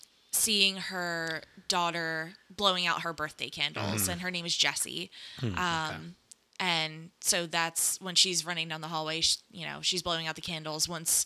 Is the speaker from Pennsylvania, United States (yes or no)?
yes; Delaware County, Pennsylvania, United States; we're from Delco. We say wooder.